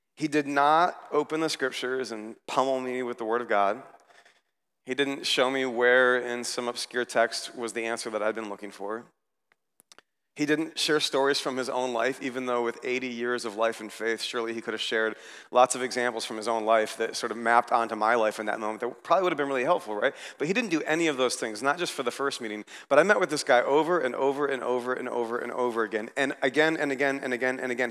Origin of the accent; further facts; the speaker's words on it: United States; I was here as an American